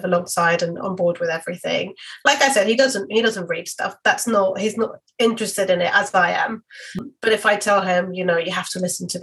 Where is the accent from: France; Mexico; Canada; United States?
Mexico; now in London, United Kingdom; I'm from Mexico